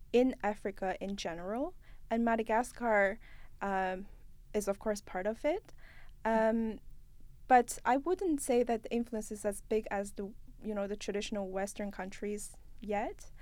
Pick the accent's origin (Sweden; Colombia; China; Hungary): China; now in Canada; I'm from China and I work in Canada